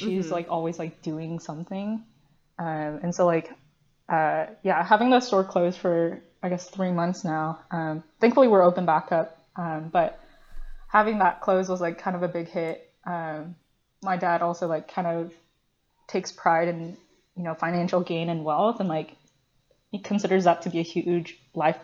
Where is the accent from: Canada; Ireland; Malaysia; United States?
United States; English is a second language; I was born in the US